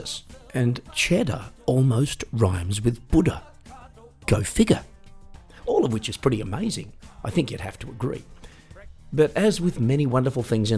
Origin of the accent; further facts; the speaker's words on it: Australia; when I was 18 and growing up in Australia